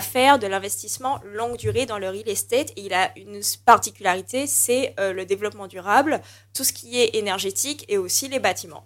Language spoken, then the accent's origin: French; Martinique; on est martiniquais